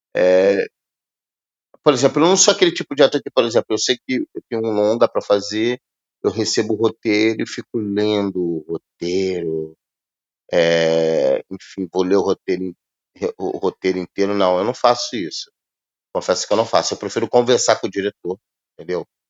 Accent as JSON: {"language": "Portuguese", "country": "Brazil"}